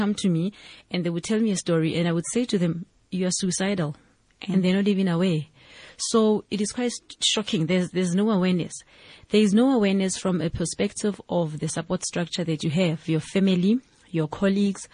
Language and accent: English; Mansiville, west of Johannesburg, Gauteng, South Africa; originally, I'm from a township called Mansiville. It is on the west of Johannesburg.